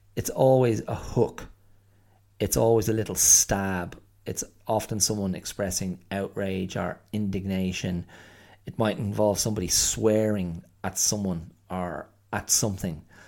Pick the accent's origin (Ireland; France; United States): Ireland; I am Irish